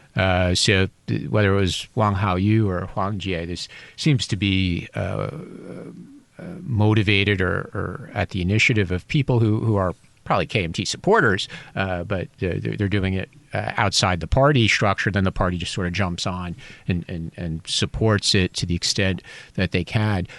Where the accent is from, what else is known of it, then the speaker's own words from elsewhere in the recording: United States; now in Taiwan; I'm an American